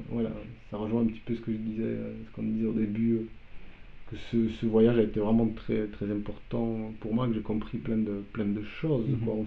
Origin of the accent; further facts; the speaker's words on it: Poland; first language Polish; French is a second language; moved away; moi je me suis euh, spontanément exprimé dans, ma langue maternelle. Quoi, donc, euh, donc voilà, le polonais